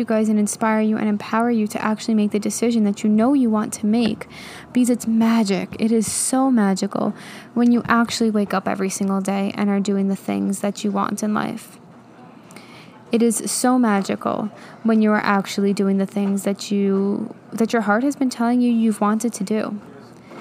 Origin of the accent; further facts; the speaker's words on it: New York, United States; moved away; I'm from New York